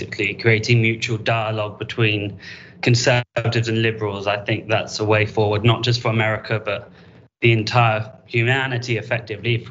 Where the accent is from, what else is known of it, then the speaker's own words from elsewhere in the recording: United Kingdom; I'm actually European, I'm from Britain